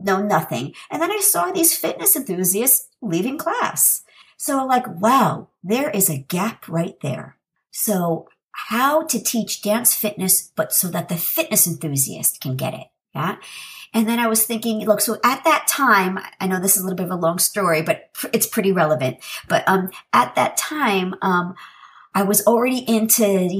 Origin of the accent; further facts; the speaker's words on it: New York City, New York, United States; I'm from New York City originally